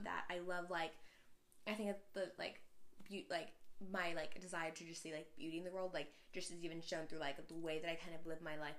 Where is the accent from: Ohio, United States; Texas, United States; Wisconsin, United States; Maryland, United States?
Texas, United States; Houston; I'm from Houston.